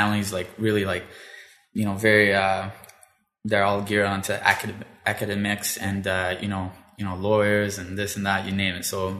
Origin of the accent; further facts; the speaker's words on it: Elmer, Ontario, Canada; also born or lived in Ottawa; I was born in Ottawa, yep. And I grew up in Elmer. Okay. I went to the French high school